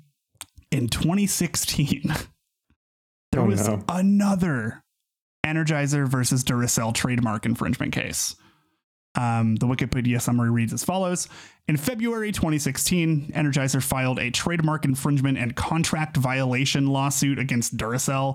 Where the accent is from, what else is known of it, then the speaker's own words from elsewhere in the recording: United States; I'm from America